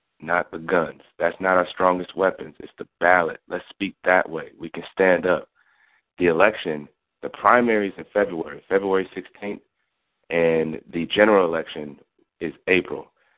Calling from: Milwaukee, Wisconsin, United States; I'm calling from Milwaukee in southeastern Wisconsin.

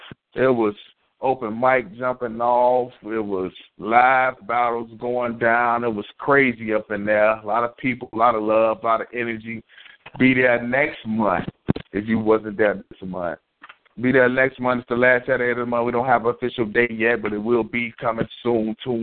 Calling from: Chicago, Illinois, United States; I'm calling from Chicago, Illinois.

